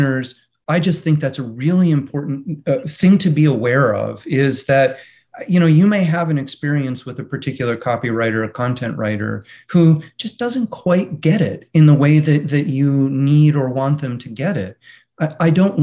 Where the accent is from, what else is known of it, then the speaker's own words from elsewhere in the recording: Michigan, United States; moved away; I'm from Michigan originally